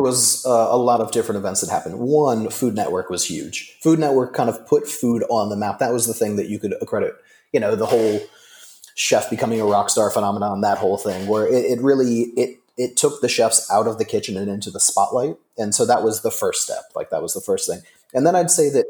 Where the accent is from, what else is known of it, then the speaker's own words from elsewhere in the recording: Delaware, United States; also born or lived in California; now in Bangkok, Thailand; basically raised in Delaware, which is the third smallest state, really tiny East Coast, Mid Atlantic.